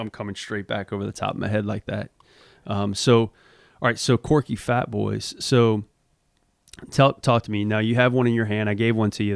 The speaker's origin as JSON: {"language": "English", "region": "Louisiana", "country": "United States", "tie": "born or raised there", "also_born_or_lived": "Mississippi", "moved": "yes", "said": "growing up in Louisiana"}